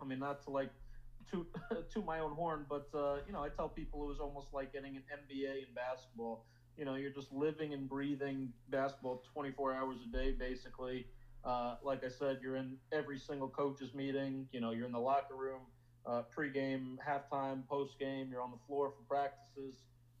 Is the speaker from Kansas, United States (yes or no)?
no; Maryland, United States; I actually grew up, you know, as a fan of the Wizards. I'm from Maryland, you know, and I grew up on those Gilbert Arenas, Caron Butler, Antoine Jameson teams as a fan